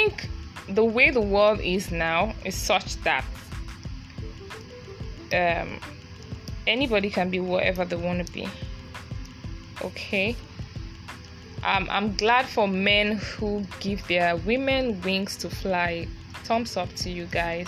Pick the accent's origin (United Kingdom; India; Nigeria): Nigeria; Being a Nigerian woman